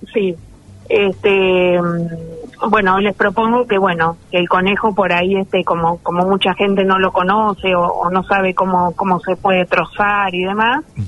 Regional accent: San Martín, Argentina; en San Martín, mi pueblo

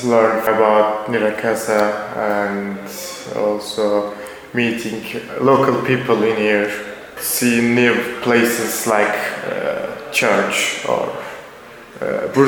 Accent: Turkey; also born or lived in Izmir; I am 21 years old and I am from Turkey. I live in Izmir

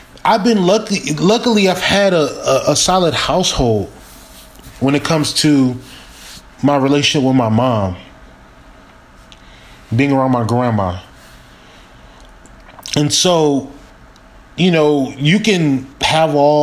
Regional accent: Milwaukee, Wisconsin, United States; I was born in Milwaukee, Wisconsin, living on 39th Street

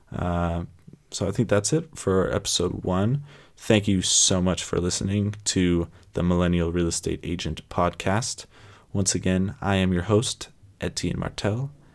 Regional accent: San Francisco Bay Area, California, United States; also born or lived in Toronto, Canada; I was born in Toronto, Canada. Uh, then I moved down to the San Francisco Bay Area when I was about three or four. Um, so I would definitely say that I grew up in the San Francisco Bay Area

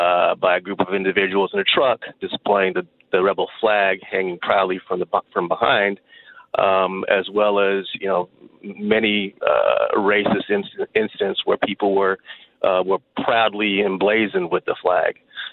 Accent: Dallas, Texas, United States; now in Silver Lake, United States; I grew up in the South in Dallas.

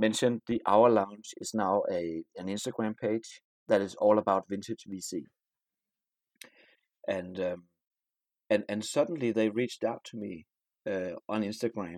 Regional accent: Denmark; I'm from Denmark

